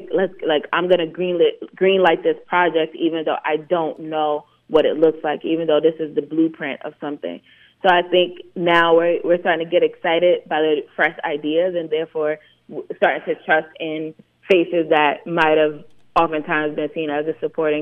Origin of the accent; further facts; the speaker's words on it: New York City, New York, United States; I'm from East New York